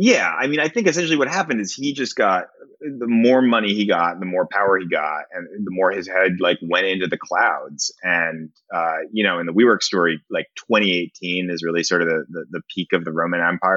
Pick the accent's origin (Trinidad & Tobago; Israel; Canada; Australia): Israel; And I'm an Israeli, like I was born in Israel and I'm Jewish.